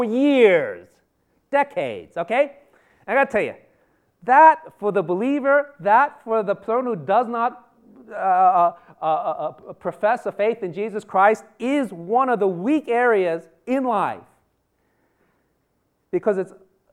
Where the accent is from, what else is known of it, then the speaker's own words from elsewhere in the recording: New York City, New York, United States; moved away; I am a native New Yorker. I was born in Manhattan General, went to high school and college in New York